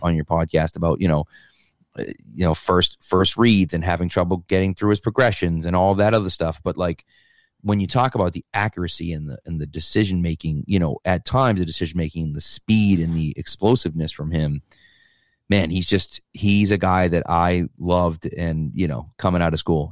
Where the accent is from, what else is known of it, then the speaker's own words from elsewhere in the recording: Massachusetts, United States; grew up in Massachusetts, um, in a small town